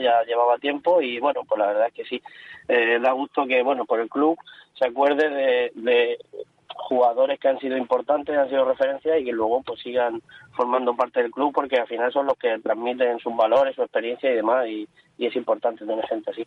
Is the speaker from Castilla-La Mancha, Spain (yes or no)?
no; Cartagena, Region of Murcia, Spain